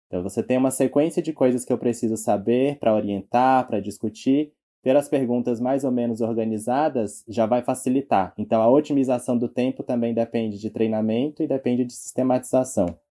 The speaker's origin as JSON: {"language": "Portuguese", "town": "Teresina", "region": "Piauí", "country": "Brazil", "tie": "born or raised there", "moved": "as an adult", "lives_now": "São Paulo, Brazil", "said": "eu sou teresinense, eu nasci no Piauí"}